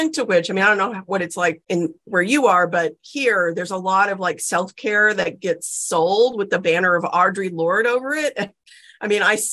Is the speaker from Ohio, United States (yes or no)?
no; South Texas, United States; I grew up in South Texas